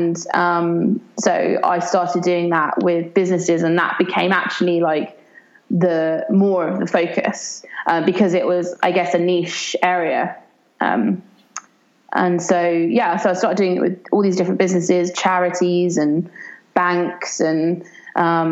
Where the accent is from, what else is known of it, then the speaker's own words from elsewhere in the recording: Brighton, South East England, United Kingdom; my hometown of Brighton in the UK